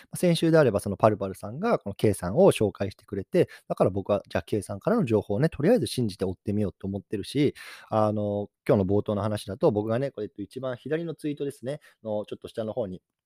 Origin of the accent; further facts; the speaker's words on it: Japan; moved away; 日本の方に帰ってきて、で、自分の実家にいるんですよ